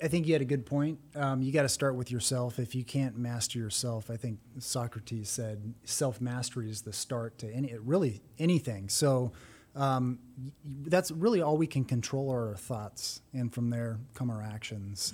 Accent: San Bernardino, California, United States; moved away as an adult; now in Texas, United States; I was born in San Bernardino, California

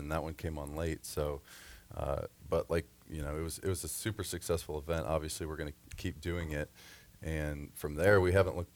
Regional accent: Akron, Ohio, United States; moved away as an adult; also born or lived in South Carolina; I grew up in Northeast Ohio

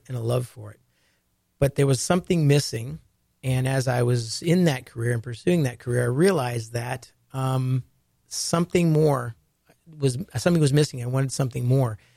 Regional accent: Ohio, United States; I grew up in Ohio and had a love for the ocean

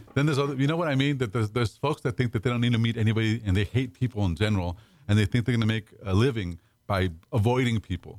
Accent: Pasadena, California, United States; also born or lived in Dallas; now in Houston, United States; I grew up in Pasadena

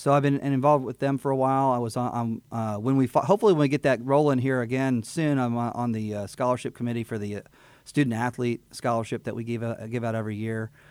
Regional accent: Houston, Texas, United States; also born or lived in Fort Bend County, Texas; now in Montgomery County, United States; I am from Texas, born in Houston, born in the medical center. And so I'm, I'm native to the area

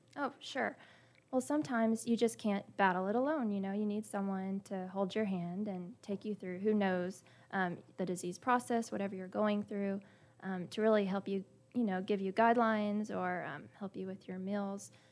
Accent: Splendora, Texas, United States; I grew up in Splendora, but I went to Cleveland High School

